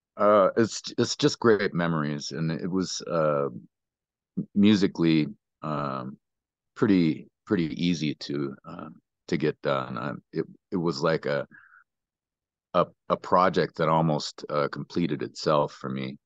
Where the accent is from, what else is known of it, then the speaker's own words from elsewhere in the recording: Great Falls, Montana, United States; moved away as an adult; also born or lived in Billings, Montana; now in Colorado, United States; He ended up buying a house out by Ulm. And, uh, that's where I spent, um, most of my youth.